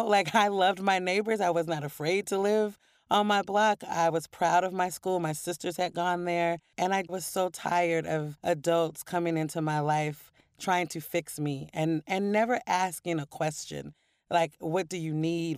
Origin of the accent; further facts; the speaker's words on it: Portland, Oregon, United States; moved away; also born or lived in New York; growing up in Portland and loving poetry as a kid